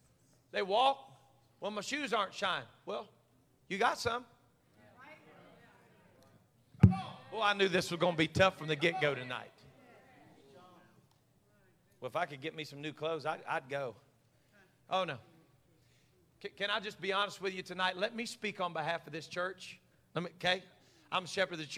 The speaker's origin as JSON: {"language": "English", "country": "United States", "said": "we are Americans"}